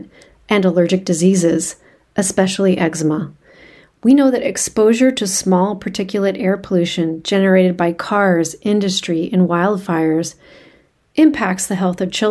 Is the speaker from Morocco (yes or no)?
no; Vancouver, British Columbia, Canada; also born or lived in California; I am from Vancouver, Canada, so up the road from Seattle